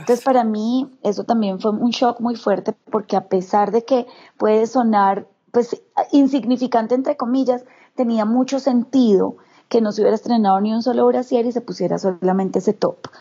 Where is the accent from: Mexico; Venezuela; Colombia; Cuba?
Colombia; Bogotá; also born or lived in Medellín; now in Chía, Colombia; nací en Bogotá, pero he sido, pues tengo familia completamente caldense.